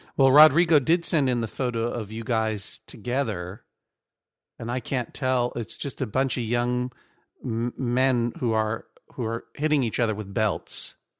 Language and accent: English; Brookline, Massachusetts, United States; moved away; I'm from Brookline